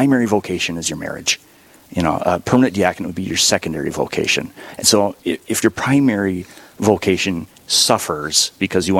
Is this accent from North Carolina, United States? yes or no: no; Sandstone, Minnesota, United States; moved away as an adult; now in Duluth, United States; I'm from the diocese originally, from Sandstone, which is about an hour south of Duluth, and came up to Duluth for college, and I found a job, never left.